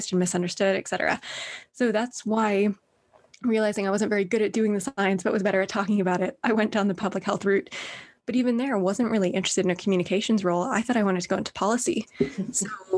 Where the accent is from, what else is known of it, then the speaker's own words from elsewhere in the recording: Northern Ireland, United Kingdom; also born or lived in Berkeley, United States / New York, United States; now in London, United Kingdom; I grew up in Northern Ireland, so I'd never lived in London before